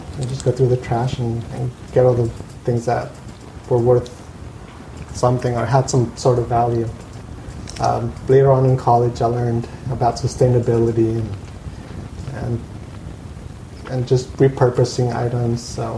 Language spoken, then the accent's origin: English; Costa Mesa, California, United States; And my family was living here in Costa Mesa, so we grew up in here in Costa Mesa. We never left.